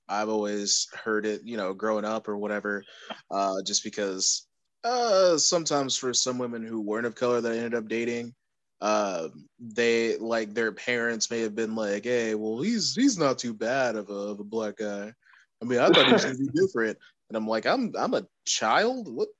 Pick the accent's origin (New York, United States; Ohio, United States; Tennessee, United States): Tennessee, United States; Clarksville; people are surprised I don't have a country accent because I'm actually from Clarksville, Tennessee.